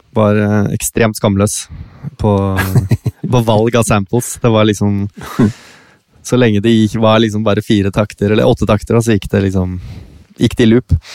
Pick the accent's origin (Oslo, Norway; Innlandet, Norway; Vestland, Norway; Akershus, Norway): Akershus, Norway; Bærum; Nå er jeg jo liksom fra Det å være fra Bærum